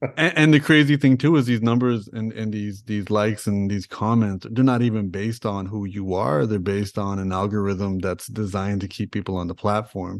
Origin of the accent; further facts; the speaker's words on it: Toronto, Ontario, Canada; I grew up in Toronto, I grew up in Rexdale